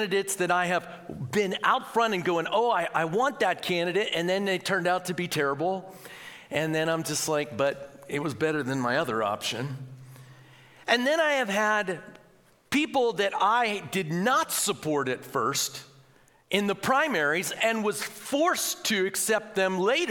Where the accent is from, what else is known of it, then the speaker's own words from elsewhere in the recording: United States; as Christians and as Americans